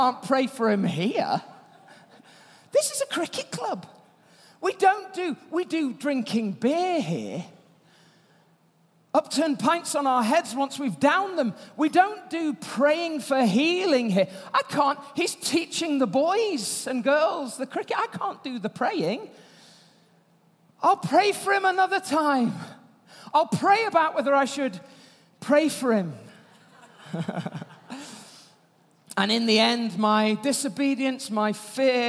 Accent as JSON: {"language": "English", "region": "Yorkshire and the Humber", "country": "United Kingdom", "said": "I'm from Yorkshire"}